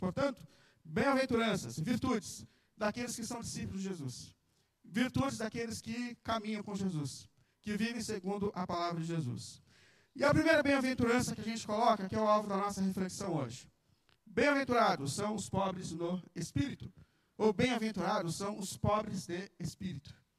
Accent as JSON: {"language": "Portuguese", "region": "São Paulo", "country": "Brazil", "tie": "born or raised there", "said": "Eu cresci aqui num bairro na Vila Ré, em São Paulo. Eu acho que eu morei ali até uns nove, dez anos de idade."}